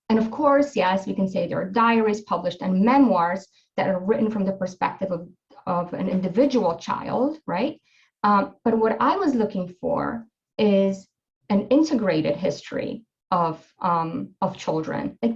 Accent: Poland; my being Polish and of course like that shaped my interest um, about what happened in my home country

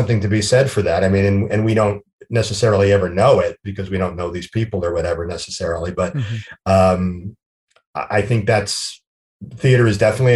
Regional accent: New Jersey, United States; also born or lived in New York; I'm from New Jersey. I'm born and raised in New Jersey

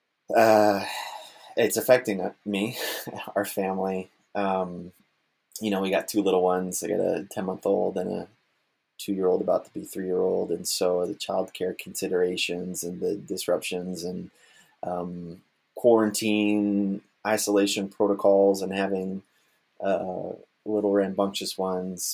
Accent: Florida, United States; now in Kalamazoo, United States; I'm originally from Florida. I'm a 13th generation Floridian

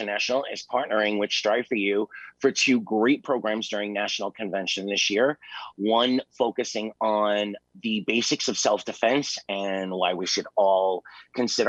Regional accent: New York City, New York, United States; I am originally from Staten Island, New York.

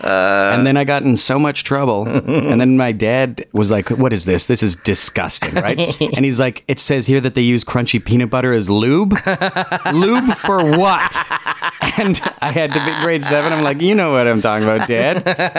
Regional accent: Winnipeg, Manitoba, Canada; born there; I was born in Winnipeg. Probably conceived on Valentine's Day.

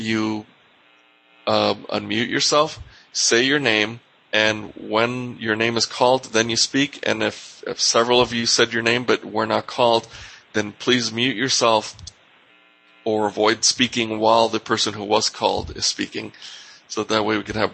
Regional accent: New York, United States; moved away; I'm from New York originally

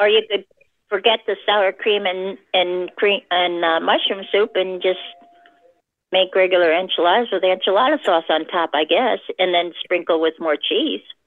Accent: Chicago, Illinois, United States; now in southern Indiana, United States; I'm from Indiana. Originally from Chicago, but I live in southern Indiana

